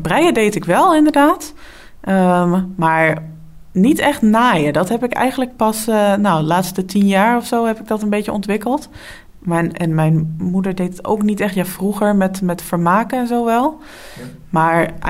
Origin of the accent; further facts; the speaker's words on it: Dalfsen, Overijssel, Netherlands; also born or lived in Enschede; now in Deventer, Netherlands; ik kom uit Dalfsen. En daar heb ik 17 eh, jaar gewoond totdat ik ging studeren